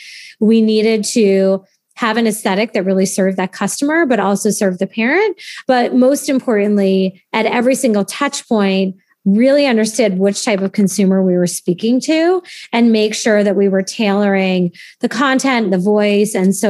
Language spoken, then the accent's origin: English; Cape Cod, Massachusetts, United States; moved away as an adult; now in New York City, United States; I grew up in Cape Cod